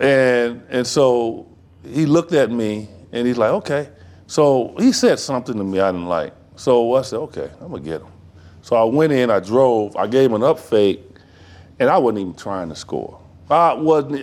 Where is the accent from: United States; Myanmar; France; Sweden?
United States; Chicago, Illinois; I'm from Chi